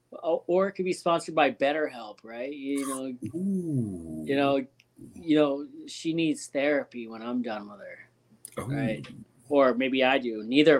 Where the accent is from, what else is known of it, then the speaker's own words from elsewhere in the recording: Ontario, Canada; moved away; we're from Ontario.